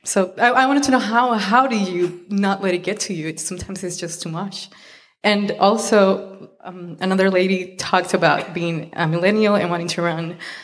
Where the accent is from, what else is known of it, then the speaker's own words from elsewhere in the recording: Puerto Rico; I'm from Puerto Rico.